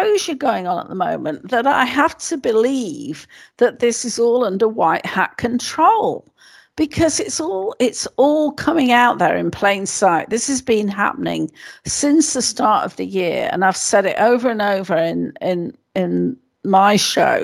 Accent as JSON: {"language": "English", "country": "United Kingdom"}